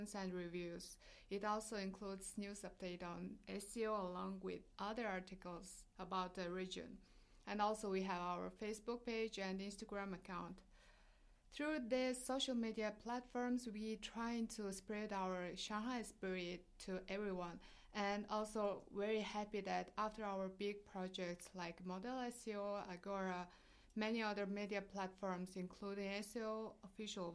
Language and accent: English; Mongolia; moved away; I'm from Mongolia